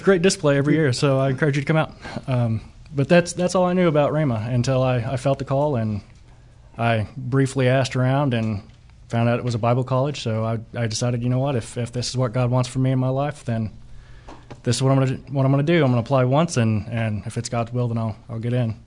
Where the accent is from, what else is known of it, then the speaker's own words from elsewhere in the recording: Catoosa, Oklahoma, United States; I'm actually from the Tulsa area, just east of Catoosa, about twenty minutes